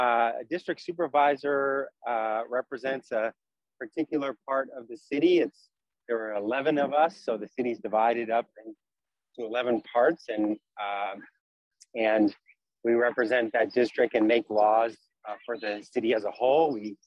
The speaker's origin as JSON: {"language": "English", "area": "Bay Area", "region": "California", "country": "United States", "tie": "born or raised there", "said": "And I'm born and raised in the Bay Area. My family's from San Francisco."}